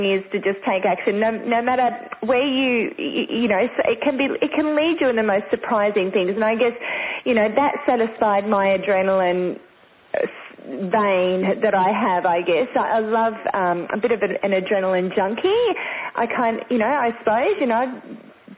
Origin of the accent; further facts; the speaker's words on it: Sunshine Coast, Queensland, Australia; I grew up actually on the Sunshine Coast, which is further north, mid-Queensland kind of thing, southeast Queensland. And I've spent most of my time here